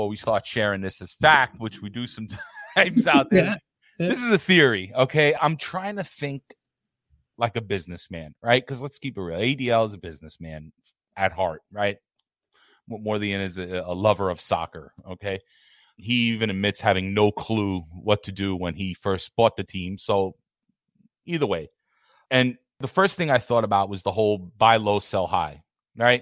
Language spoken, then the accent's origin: English; New York City, New York, United States; I'm from New York City